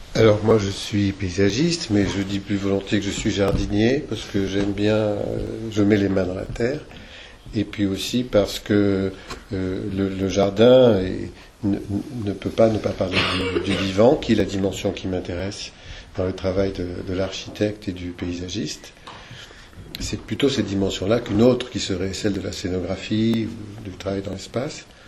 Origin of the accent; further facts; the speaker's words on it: Argenton-sur-Creuse, Centre-Val de Loire, France; now in Creuse, France; je suis né à Argenton-sur-Creuse